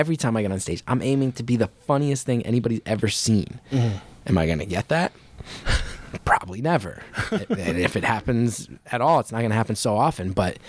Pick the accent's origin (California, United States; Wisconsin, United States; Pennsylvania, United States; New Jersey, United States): New Jersey, United States; growing up in Jersey, like, did you ever see Uncle Floyd?